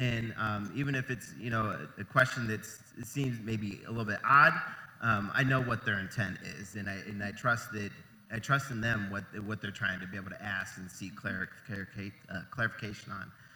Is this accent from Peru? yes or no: no; Ohio, United States; moved away as an adult; I'm originally from Ohio